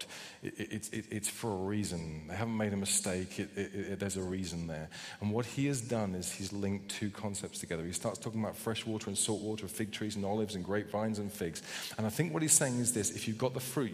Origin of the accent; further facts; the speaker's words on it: United Kingdom; I know we're British.